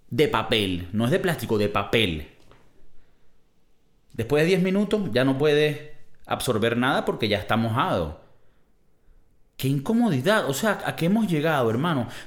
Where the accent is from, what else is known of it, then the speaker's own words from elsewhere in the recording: Valencia, Carabobo, Venezuela; soy de Valencia y cerca de Valencia hay una refinería donde refinan el petróleo para convertirlo en gas, gasolina, y hubo derrame y se jodió todo.